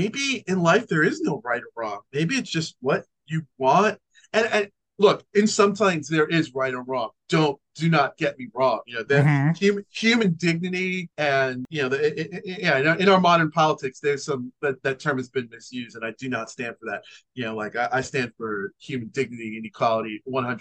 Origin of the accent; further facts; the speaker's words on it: New York, United States; as a New Yorker